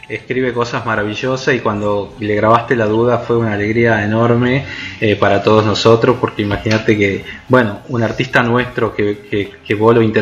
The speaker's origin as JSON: {"language": "Spanish", "region": "Tucumán", "country": "Argentina", "said": "somos norteños nosotros, porque nosotros estamos en Tucumán, que es la ciudad"}